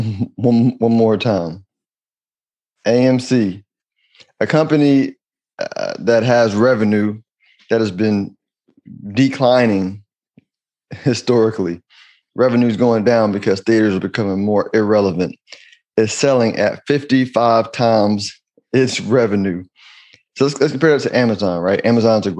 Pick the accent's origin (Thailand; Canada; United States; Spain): United States; I'm American. I'm an American.